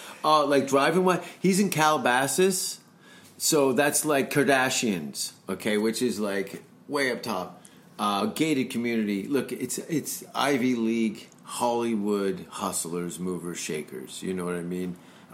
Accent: Canada; as a Canadian

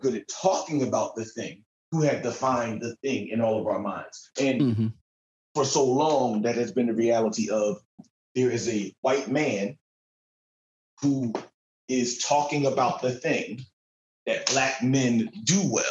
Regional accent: Philadelphia, Pennsylvania, United States; being from the Delaware Valley area, I'm from Philadelphia

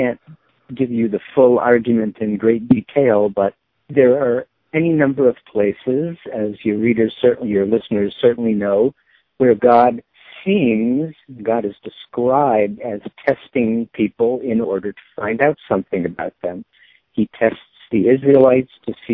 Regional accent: Chicago, Illinois, United States; moved away as an adult; now in Philadelphia, United States; I'm a Chicagoan who lives in Philadelphia now.

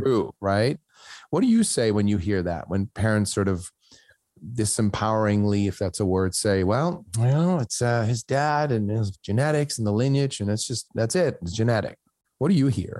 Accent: Switzerland; moved away; I grew up in Switzerland where my school counselor looked at my grades in my last year of high school

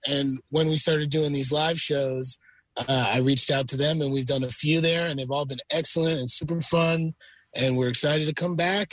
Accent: northern New Jersey, United States; now in Brooklyn, United States; born and raised in northern New Jersey

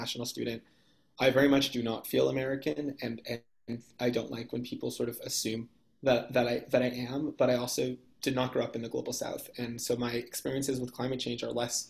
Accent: Toronto, Ontario, Canada; moved away as an adult; I grew up in Toronto, Canada

